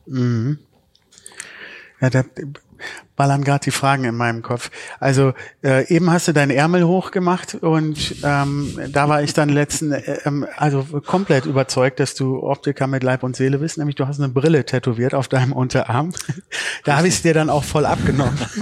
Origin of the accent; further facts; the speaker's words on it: Düsseldorf, North Rhine-Westphalia, Germany; ich bin in Düsseldorf geboren